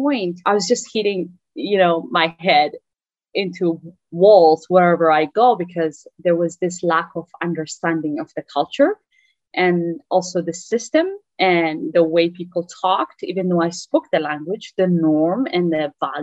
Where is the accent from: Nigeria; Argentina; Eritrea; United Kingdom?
Eritrea; English is a second language; moved away as an adult; now in United States; I am from Eritrea originally, that's in East Africa. I came to US in December 15, 2007.